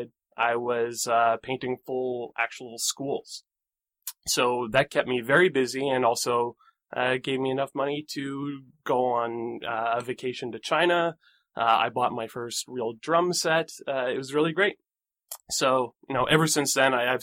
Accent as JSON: {"language": "English", "town": "Bragg Creek", "region": "Alberta", "country": "Canada", "tie": "born or raised there", "said": "I grew up in Calgary, or just outside of Calgary, in a small town called Bragg Creek."}